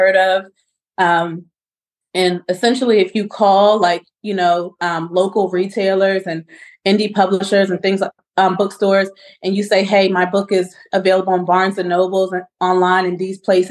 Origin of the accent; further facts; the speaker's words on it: Charlottesville, Virginia, United States; my life in Orangedale, growing up in Charlottesville, living in Orangedale